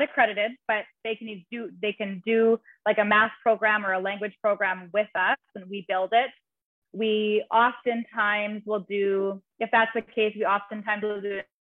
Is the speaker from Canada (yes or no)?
yes; Canada; moved away as an adult; now in Nosara, Costa Rica; I'm originally from Canada.